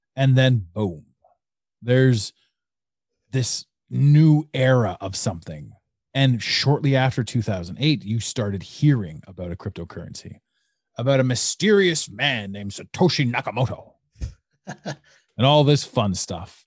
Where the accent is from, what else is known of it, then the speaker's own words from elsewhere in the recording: Canada; I'm Canadian.